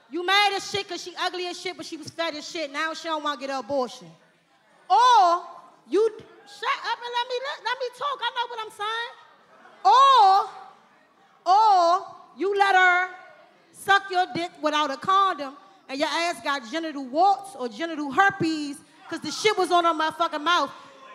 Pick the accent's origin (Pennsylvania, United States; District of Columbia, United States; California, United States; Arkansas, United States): District of Columbia, United States; Washington; I'm a Big Fact fan, but I'm from D.C.